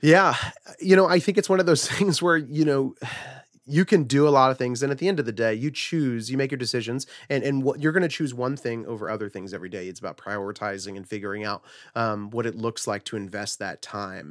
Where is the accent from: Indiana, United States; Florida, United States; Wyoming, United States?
Florida, United States; Fort Myers; also born or lived in Huntington Beach, California; I was originally born in Southern California in, uh, Huntington Beach. Uh, that was where I was until I was about seven years old. Uh, moved with a, with a single mother and my brother, uh, just kinda separated from our whole family. Don't really know any of them. Uh, made our way over to the East Coast where I grew up in a small town called Fort Myers, Florida